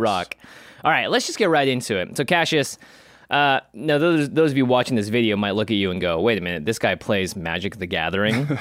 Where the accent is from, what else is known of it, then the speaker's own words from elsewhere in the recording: Seattle, Washington, United States; I grew up in Seattle